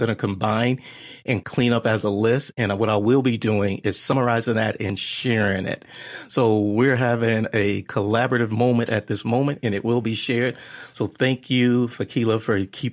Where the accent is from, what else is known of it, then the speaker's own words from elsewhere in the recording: Texas, United States; I'm from Texas.